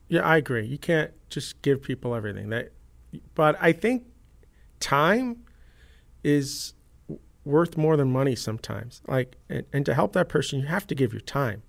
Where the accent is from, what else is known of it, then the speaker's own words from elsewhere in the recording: New York, United States; I grew up in New York